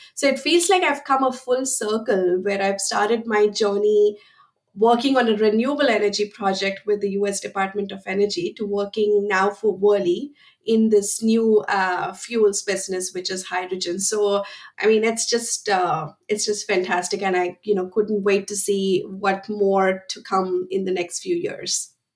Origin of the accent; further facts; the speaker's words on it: India; moved away as an adult; now in United States; I am originally from India and I came to the United States in 2006 to pursue my master's in chemical engineering, and I have been here ever since.